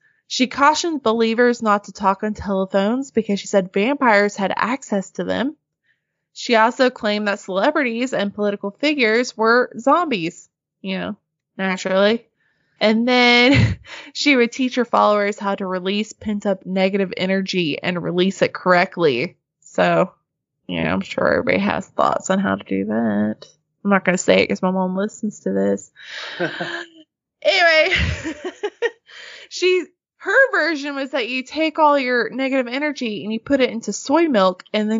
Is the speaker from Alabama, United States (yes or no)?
no; Arkansas, United States; Because, you know, we're all from Arkansas.